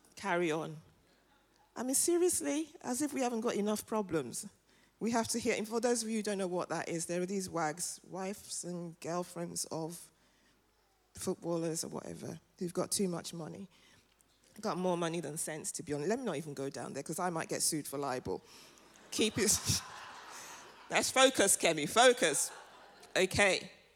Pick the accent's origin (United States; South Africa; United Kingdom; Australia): United Kingdom; London; also born or lived in Nigeria; I'm African and I'm from London. And I'm from North London.